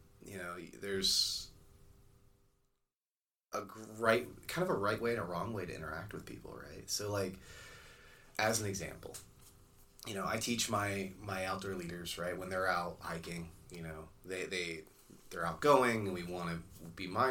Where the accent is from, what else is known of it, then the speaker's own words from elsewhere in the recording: Florida, United States; I grew up in Florida on kind of like a mangrove island kind of deal